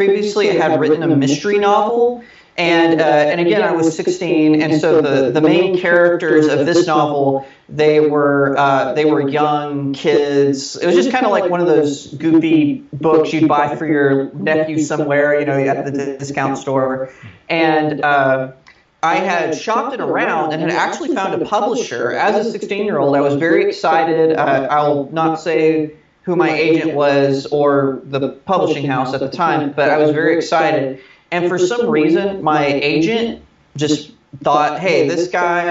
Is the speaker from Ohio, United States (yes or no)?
no; Texas, United States; moved away as an adult; also born or lived in Redding, California; now in Los Angeles, United States; I'm a Texan, born and raised